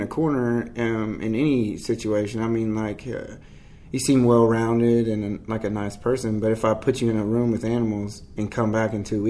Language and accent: English; Marion, Illinois, United States; I'm from Illinois, from a small town called Marion. Although I've lived all over, that's where I claim as my home because I spent most of my teenage years there. So I moved around a lot when I was a kid.